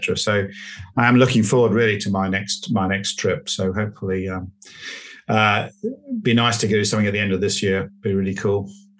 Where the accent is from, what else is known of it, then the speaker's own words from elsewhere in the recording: England, United Kingdom; accent: POM; also born or lived in Australia; I'll go back to my POM accent now.